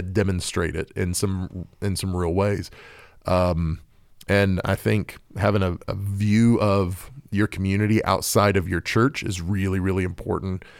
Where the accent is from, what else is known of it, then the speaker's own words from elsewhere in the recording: Oklahoma, United States; I'm, I'm from Oklahoma